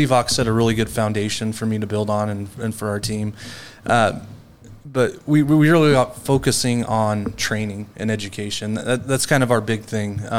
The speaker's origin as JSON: {"language": "English", "town": "Glenns Ferry", "region": "Idaho", "country": "United States", "tie": "born or raised there", "moved": "yes", "said": "Born and raised in Idaho"}